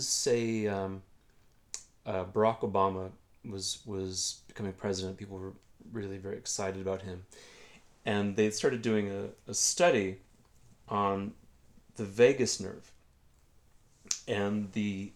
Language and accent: English; Illinois, United States; I'm from Illinois